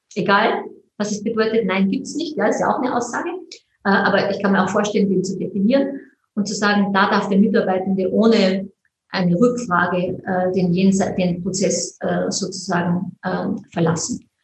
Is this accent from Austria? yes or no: yes; Mondsee, Upper Austria, Austria; ich komme aus Mondsee